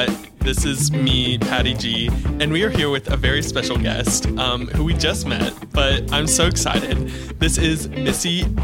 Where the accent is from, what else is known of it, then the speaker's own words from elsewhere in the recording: Pittsburgh, Pennsylvania, United States; now in Nashville, United States; I'm from Pittsburgh.